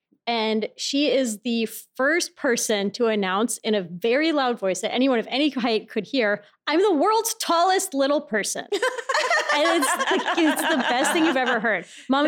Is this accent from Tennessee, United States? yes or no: no; Minneapolis, Minnesota, United States; moved away; We grew up in Minneapolis.